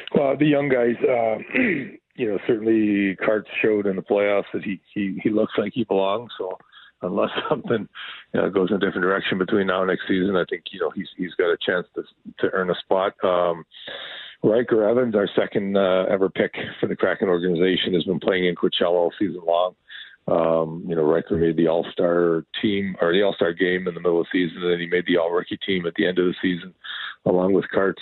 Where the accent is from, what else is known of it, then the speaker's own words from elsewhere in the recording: Sault Ste. Marie, Ontario, Canada; now in Seattle, United States; I grew up in Sault Ste. Marie, which is kind of where all the Great Lakes come together.